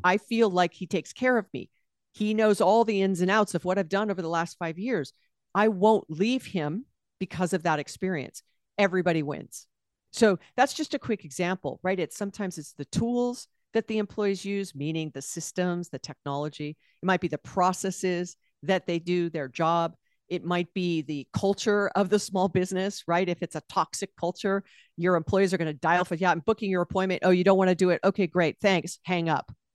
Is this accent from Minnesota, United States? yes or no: no; Honolulu, Hawaii, United States; moved away as an adult; also born or lived in California; I was born and raised there